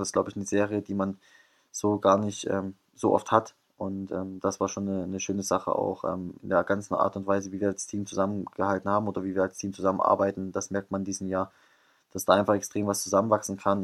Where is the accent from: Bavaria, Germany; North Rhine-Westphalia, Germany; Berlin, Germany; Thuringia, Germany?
Thuringia, Germany; moved away; ich komme aus Thüringen